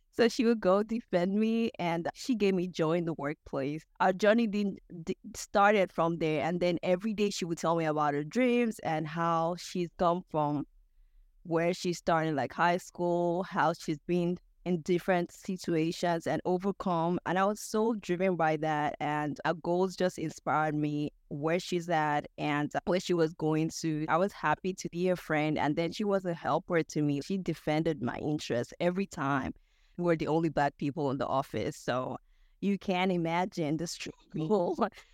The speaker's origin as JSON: {"language": "English", "country": "Nigeria", "moved": "as an adult", "lives_now": "United States", "said": "I'm a Nigerian"}